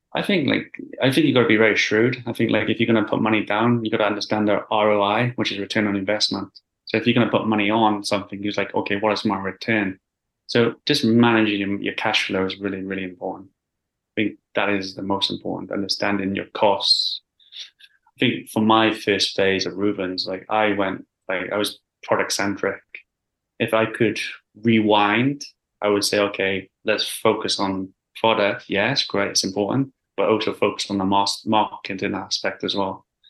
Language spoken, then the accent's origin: English; Wales, United Kingdom; moved away as an adult; now in London, United Kingdom; I originally grew, I grew up in Wales, um, in a small village.